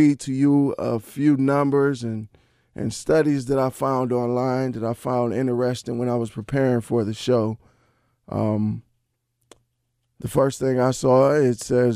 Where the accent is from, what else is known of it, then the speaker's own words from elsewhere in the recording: Cleveland, Ohio, United States; building homes here in my hometown of Cleveland, Ohio